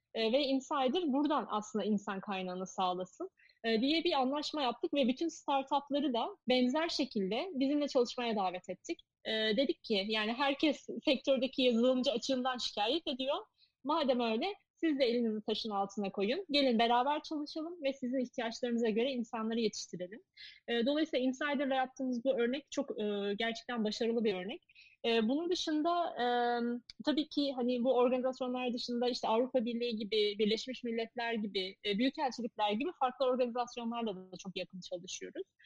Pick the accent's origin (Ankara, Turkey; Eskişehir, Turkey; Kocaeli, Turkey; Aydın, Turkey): Eskişehir, Turkey; moved away; benim memleketimiz Eskişehir